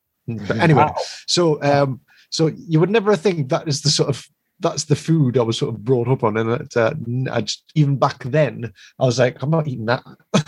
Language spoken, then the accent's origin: English; Newcastle upon Tyne, North East England, United Kingdom; Well, and you would never have thought I was brought up a working class lad from Ben. Basically, where I come from, the one of the favorite foods of Newcastle is called peas pudding.